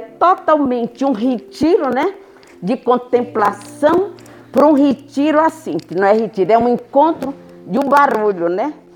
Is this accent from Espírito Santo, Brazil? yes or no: no; Fortaleza, Ceará, Brazil; now in São Paulo, Brazil; eu sou de Fortaleza, mas eu moro em São Paulo